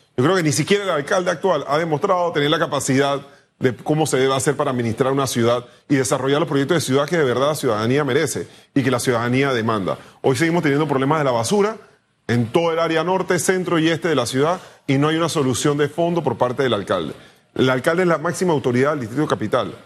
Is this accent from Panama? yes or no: yes; Panama; yo creo que somos panameños